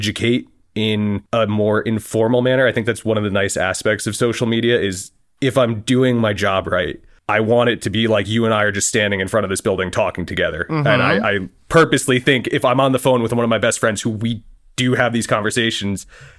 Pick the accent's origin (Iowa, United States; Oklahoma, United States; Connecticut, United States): Connecticut, United States; And the town that I grew up in Connecticut got burnt down mostly during the Revolution, and we only had a handful of houses from before 1776.